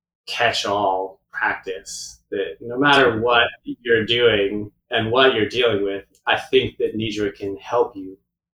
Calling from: Pemberton, British Columbia, Canada; I'm currently calling from my studio in Pemberton, BC, which is just north of Vancouver, Whistler area, our little kind of nook in the middle of the mountains.

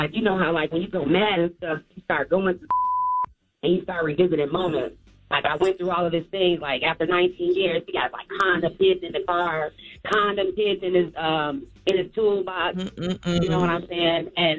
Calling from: Chicago, Illinois, United States; I'm calling from Chicago, so I have this question for you all.

